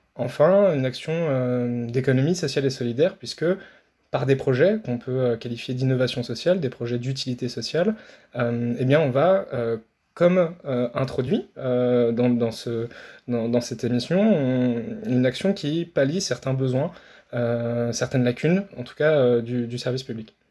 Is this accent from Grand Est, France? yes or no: yes; Nancy, Grand Est, France; je viens de Nancy, donc en Lorraine